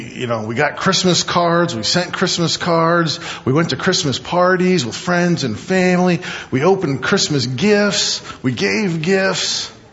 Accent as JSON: {"language": "English", "region": "Midwest", "country": "United States", "tie": "born or raised there", "said": "I grew up in the East and the Midwest. We'd have snow and ice storms, and power would go out for a couple days."}